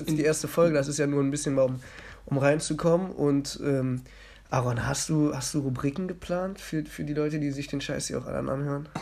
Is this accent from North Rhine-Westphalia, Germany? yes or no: yes; Mönchengladbach, North Rhine-Westphalia, Germany; ich wurde in Mönchengladbach geboren